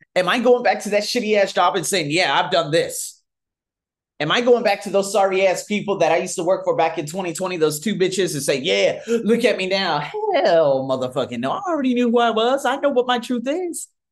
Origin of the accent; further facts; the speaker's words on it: United States; moved away as an adult; now in Thailand; I'm from America.